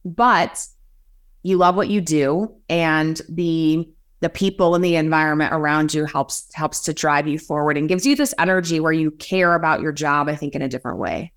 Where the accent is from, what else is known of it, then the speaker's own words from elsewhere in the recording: rural Illinois, United States; I have two brothers, and we grew up pretty rural in Illinois